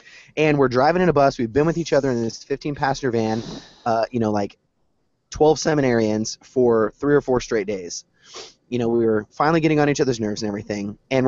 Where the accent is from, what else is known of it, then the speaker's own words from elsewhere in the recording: the South, United States; as being a Southerner, that's from the street sweeper all the way.